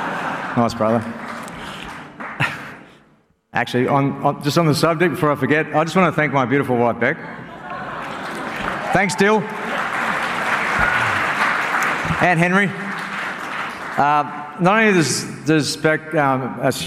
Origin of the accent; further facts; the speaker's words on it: Sydney, New South Wales, Australia; moved away as an adult; also born or lived in Auckland; now in Penrith, Australia; We're from the Northern Beaches